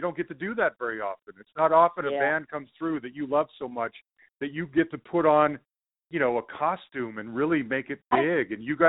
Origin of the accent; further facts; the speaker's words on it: Salt Lake City, Utah, United States; I grew up in Salt Lake City, Utah.